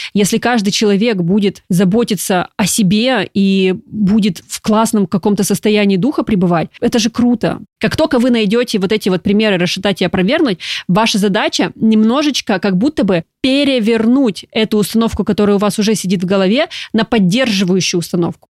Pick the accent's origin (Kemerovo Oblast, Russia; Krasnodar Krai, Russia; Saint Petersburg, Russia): Krasnodar Krai, Russia; Krasnodar; я, например, из Краснодара